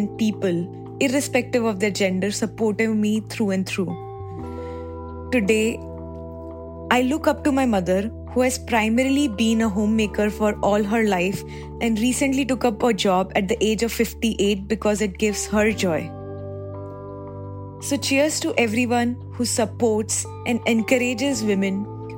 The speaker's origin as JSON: {"language": "English", "country": "India", "said": "Coming from a tier 2 city of India"}